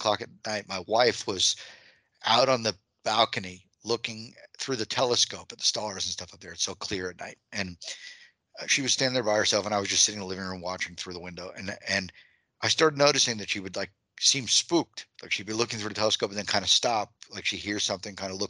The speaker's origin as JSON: {"language": "English", "area": "Long Island", "region": "New York", "country": "United States", "moved": "yes", "said": "I'm from Long Island. So for me, home is Long Island"}